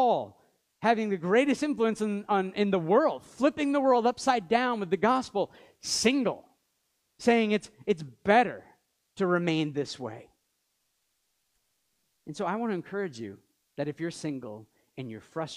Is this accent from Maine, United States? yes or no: yes; Maine, United States; now in Montreal, Canada; we grew up in Maine, known each other for many years, moved here